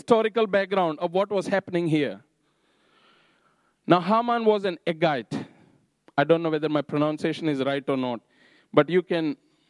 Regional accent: Napier, Hawke's Bay, New Zealand; now in Havelock, New Zealand; So it's like my home is in Havelock. I'm from Napier, I would travel to Flaxmere, and then from Flaxmere to Clive

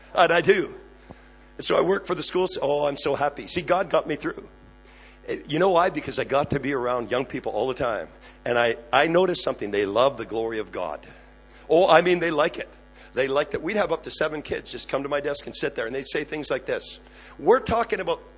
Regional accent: Canada; I am Canadian. I just look American

